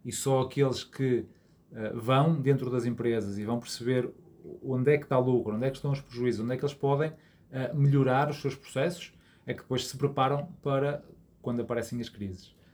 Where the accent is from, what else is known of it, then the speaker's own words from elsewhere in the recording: Porto, Norte, Portugal; also born or lived in Azores; sou natural aqui do Porto